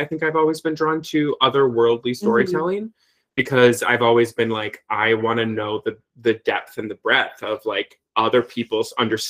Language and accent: English; United States; growing mm-hmm. up like queer in a very mm-hmm. small town and, you know, the border of Illinois and Iowa, like, you know, 1,200 people in my hometown